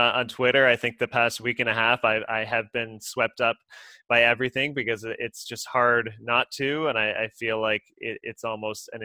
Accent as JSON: {"language": "English", "town": "Kingston", "region": "Ontario", "country": "Canada", "tie": "born or raised there", "said": "I've had Black friends growing up in Kingston, Ontario"}